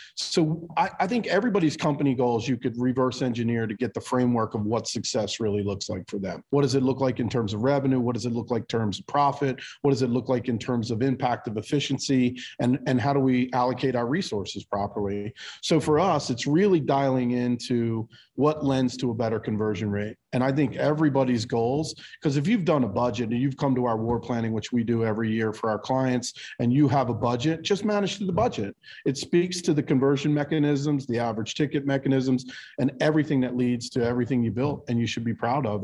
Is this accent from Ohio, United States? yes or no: no; Baltimore, Maryland, United States; now in New Jersey, United States; I'm born and raised in Baltimore